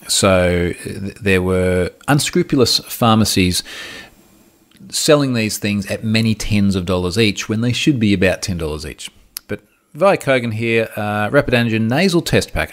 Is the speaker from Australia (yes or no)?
yes; Australia; I'm Australian